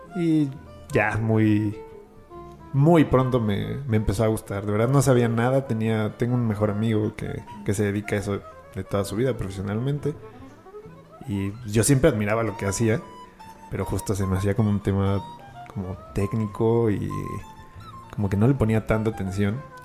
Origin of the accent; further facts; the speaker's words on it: Mexico City, Mexico; oriundo de aquí de la ciudad